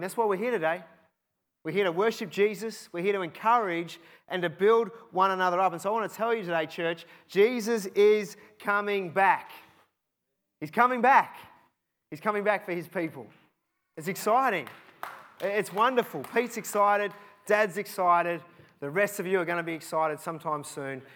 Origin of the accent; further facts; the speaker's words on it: Cheltenham, South West England, United Kingdom; I grew up in Cheltenham